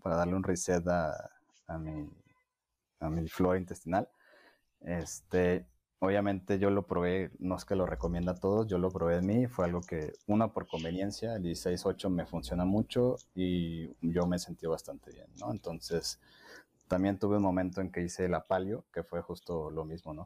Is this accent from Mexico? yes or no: yes; Mexico; nosotros como cultura mexicana